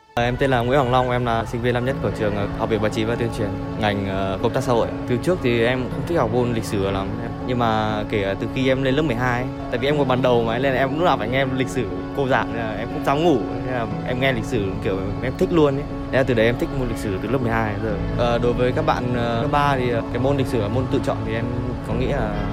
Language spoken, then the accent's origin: Vietnamese; Vietnam; mình là người Việt Nam